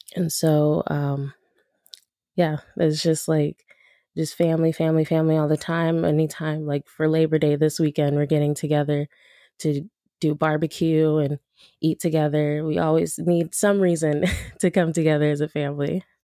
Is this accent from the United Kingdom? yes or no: no; Los Angeles, California, United States; also born or lived in Woodland Hills, California; I'm from Los Angeles. Um, I grew up mostly in South Central L A, like towards U S C, downtown L A, that area. And then I moved out to the San Fernando Valley when I was about eight or nine